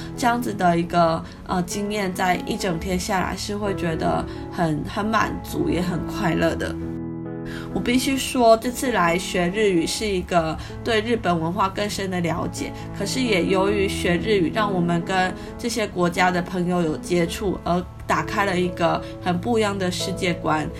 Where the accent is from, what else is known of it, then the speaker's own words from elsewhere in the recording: Taiwan; now in Kyoto, Japan; 我们是从台湾来的